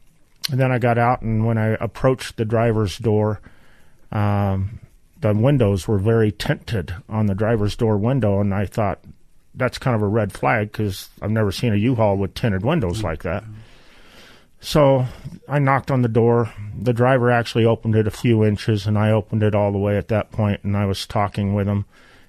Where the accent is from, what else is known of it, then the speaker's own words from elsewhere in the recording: California, United States; also born or lived in Topeka, Kansas; I was born in Topeka, Kansas, and we moved many places, but my memories are mostly from Beale Air Force Base in California, which was home of the SR-71